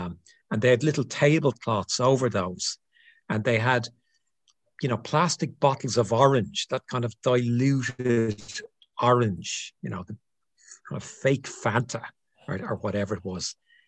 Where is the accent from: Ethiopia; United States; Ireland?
Ireland; as an Irish guy